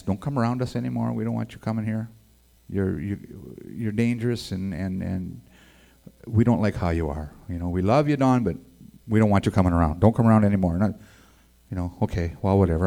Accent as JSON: {"language": "English", "town": "Edmonton", "region": "Alberta", "country": "Canada", "tie": "born or raised there", "also_born_or_lived": "La Crete, Alberta", "said": "I was born in Edmonton, Alberta"}